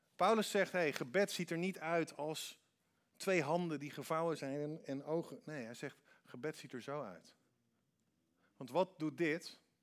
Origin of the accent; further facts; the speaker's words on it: Netherlands; Wij denken als Hollanders